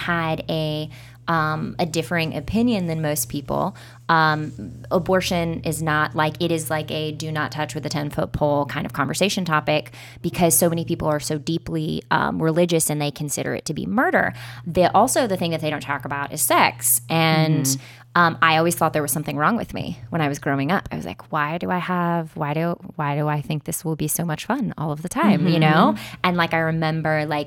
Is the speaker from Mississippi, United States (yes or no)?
yes; Mississippi, United States; I grew up in Mississippi